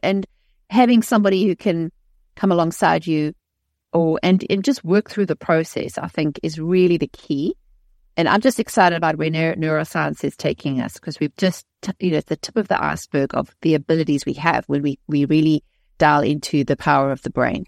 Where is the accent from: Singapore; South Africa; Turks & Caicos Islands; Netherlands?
South Africa; moved away; I was raised in South Africa, um, in a, in a modern society